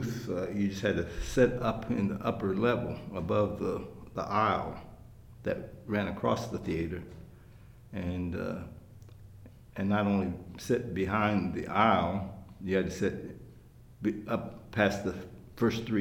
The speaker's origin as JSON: {"language": "English", "town": "Independence", "region": "Kansas", "country": "United States", "tie": "born or raised there", "said": "I was born in Independence, Kansas."}